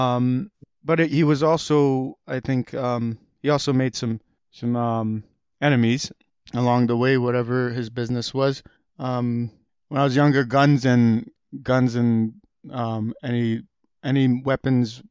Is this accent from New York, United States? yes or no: yes; Rochester, New York, United States; born or raised there; English is a second language; also born or lived in Kabul, Afghanistan / Pakistan / Pittsford, New York